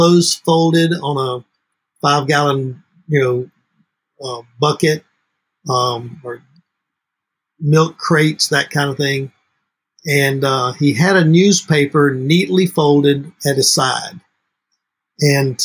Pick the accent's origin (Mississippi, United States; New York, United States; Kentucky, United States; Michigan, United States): Mississippi, United States; now in New Orleans, United States; I didn't grow up in New Orleans. I grew up in Mississippi